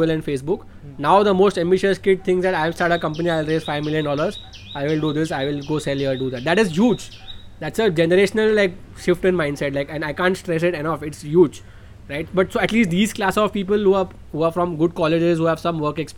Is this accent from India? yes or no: yes; India; as a Indian